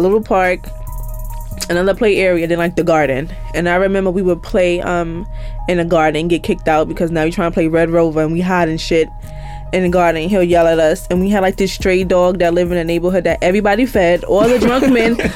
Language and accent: English; New York City, New York, United States; also born or lived in Harlem, New York City; I grew up in Van Dyke in Brownsville